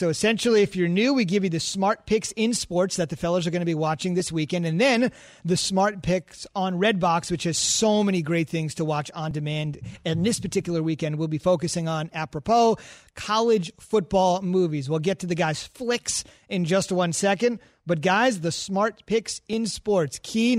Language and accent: English; New Jersey, United States; We're from Jersey, man.